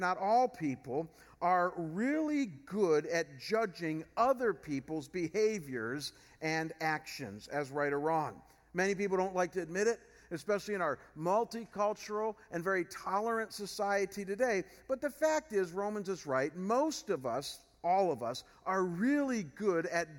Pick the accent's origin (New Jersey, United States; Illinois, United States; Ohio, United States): Ohio, United States; Chagrin Falls; moved away as an adult; Chagrin Falls, where I came from before I came here. As I mentioned, it's a more rural area. And so when I moved back to Chagrin, I'd grown up there